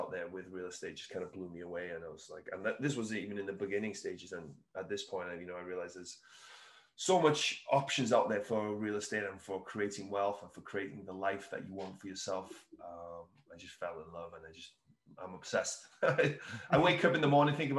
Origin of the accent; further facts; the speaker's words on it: Wales, United Kingdom; moved away; I'm originally from Wales in the UK